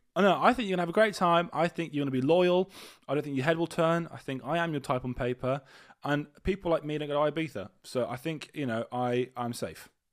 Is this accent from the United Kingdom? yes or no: yes; United Kingdom; We're not fully British